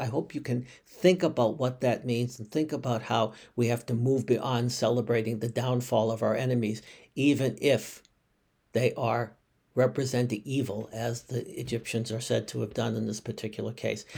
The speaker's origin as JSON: {"language": "English", "town": "Boston", "region": "Massachusetts", "country": "United States", "tie": "born or raised there", "said": "a Bostonian by birth"}